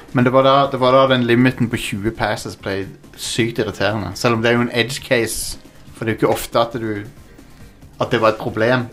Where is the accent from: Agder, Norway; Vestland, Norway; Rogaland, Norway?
Agder, Norway; Kristiansand; Jeg er fra Kristiansand, egentlig